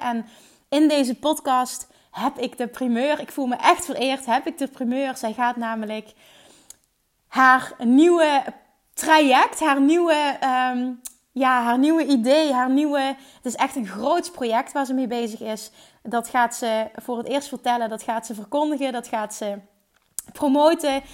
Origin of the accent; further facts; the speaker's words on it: Central Limburg, Netherlands; We komen allebei uit Midden-Limburg